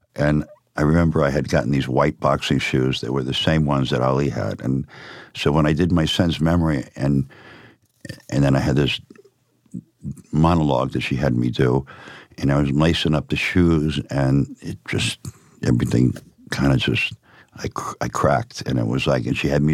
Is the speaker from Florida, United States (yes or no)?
yes; Miami, Florida, United States; also born or lived in Upstate New York; I was raised in Miami.